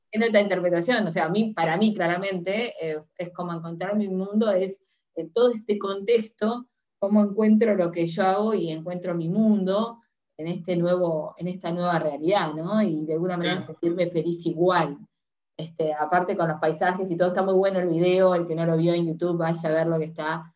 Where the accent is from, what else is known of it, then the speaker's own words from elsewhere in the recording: Uruguay; soy uruguaya